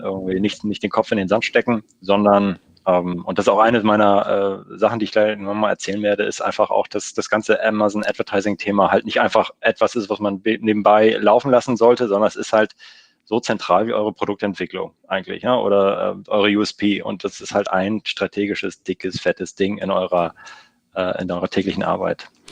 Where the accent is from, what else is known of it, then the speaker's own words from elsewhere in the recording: Lüneburg, Lower Saxony, Germany; Nähe aus Hamburg, komme aus Lüneburg